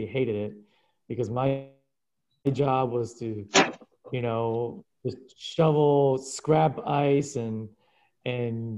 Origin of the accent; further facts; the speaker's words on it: Anchorage, Alaska, United States; English is a second language; moved away as an adult; also born or lived in Kyushu, Japan; now in New York, United States; I grew up in Anchorage, Alaska. We're originally from Japan. I was born in Japan in the southern island of Kyushu. We immigrated to Alaska in the early 80s.